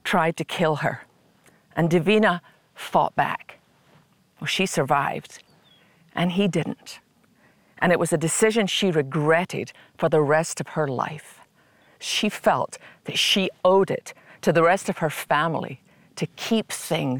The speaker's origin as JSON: {"language": "English", "region": "Scotland", "country": "United Kingdom", "tie": "born or raised there", "said": "I learned as a little girl growing up in Scotland"}